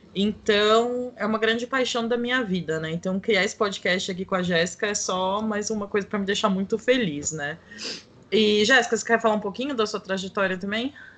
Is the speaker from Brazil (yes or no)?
yes; São Paulo, Brazil; eu sou aqui de São Paulo